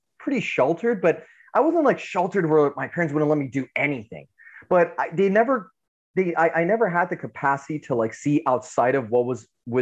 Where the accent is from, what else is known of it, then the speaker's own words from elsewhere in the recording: United States; So ethnically I'm Iranian, but born in America.